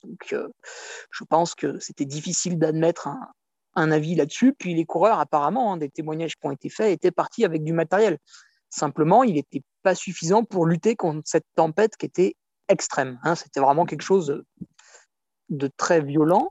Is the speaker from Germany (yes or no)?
no; France; en tant que Français, on a UTMB proche de chez nous